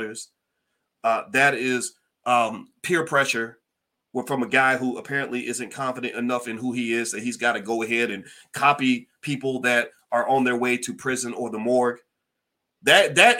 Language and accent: English; Louisville, Kentucky, United States; now in Chicago, United States; Shout out to Louisville. I'm from Kentucky. I love my city